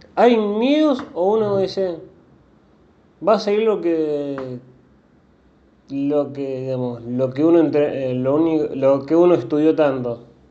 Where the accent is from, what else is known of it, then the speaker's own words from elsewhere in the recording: Rosario, Santa Fe, Argentina; yo soy rosarino